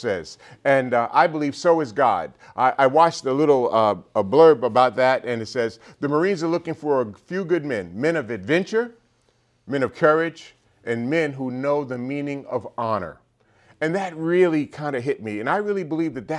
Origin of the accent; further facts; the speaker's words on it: New York City, New York, United States; born and raised in New York City, grew up in a pretty dysfunctional family